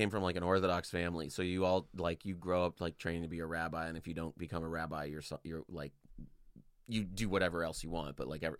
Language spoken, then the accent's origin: English; United States; Man, I just eat cheeseburgers and everything, man. I'm an American.